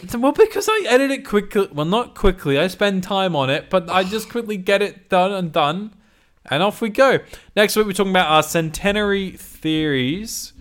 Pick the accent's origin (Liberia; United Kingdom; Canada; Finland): United Kingdom; I'm so British